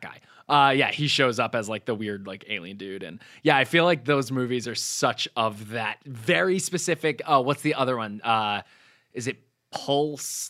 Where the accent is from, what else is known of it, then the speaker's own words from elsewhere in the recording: New Hampshire, United States; I grew up in New Hampshire